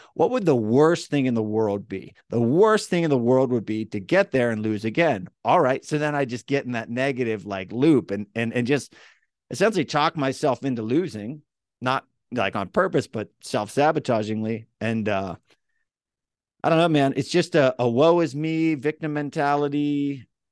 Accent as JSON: {"language": "English", "region": "Central Pennsylvania", "country": "United States", "tie": "born or raised there", "accent": "central PA", "said": "my hometown, you know, m, m, mid, middle of Pennsylvania"}